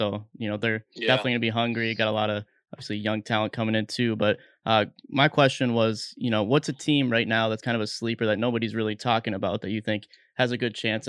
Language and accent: English; Minnesota, United States; we're from Minnesota here.